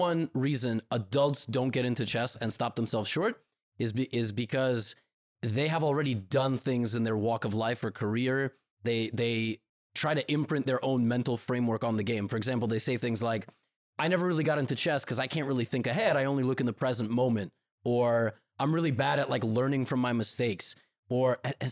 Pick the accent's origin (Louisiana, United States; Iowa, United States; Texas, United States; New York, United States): New York, United States; I'm from New York